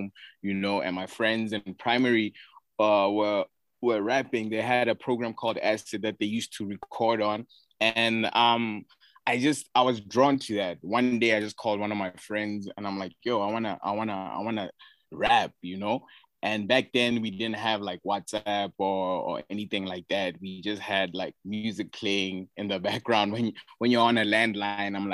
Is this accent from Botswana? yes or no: yes; Gaborone, South-East District, Botswana; also born or lived in Johannesburg, South Africa; I was raised in Gaborone my whole life